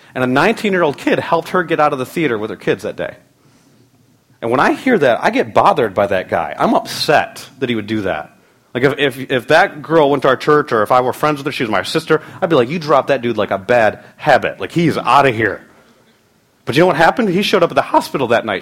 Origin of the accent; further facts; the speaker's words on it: United States; We live in a time as American Christians